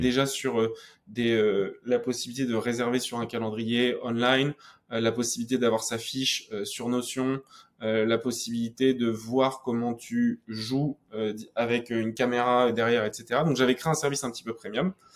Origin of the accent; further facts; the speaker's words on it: Normandy, France; moi, je venais de Normandie